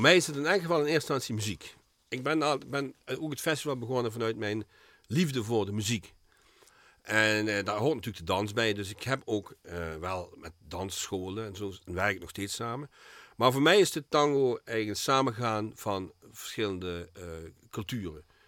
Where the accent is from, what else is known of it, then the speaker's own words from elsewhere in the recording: Geleen, Limburg, Netherlands; now in Heerlen, Netherlands; Ik ben geboren in Geleen